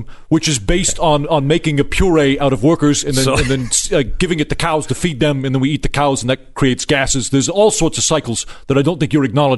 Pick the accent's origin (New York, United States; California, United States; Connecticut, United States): New York, United States; Brooklyn; I'm originally from Brooklyn